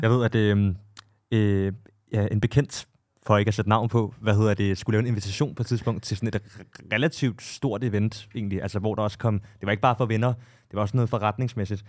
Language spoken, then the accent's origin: Danish; Copenhagen, Capital Region of Denmark, Denmark; jeg er jo selv fra Amager